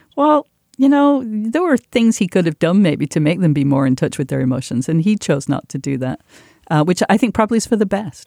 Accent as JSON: {"language": "English", "town": "Manchester", "region": "North West England", "country": "United Kingdom", "tie": "born or raised there", "moved": "yes", "said": "growing up in Manchester where the show was made"}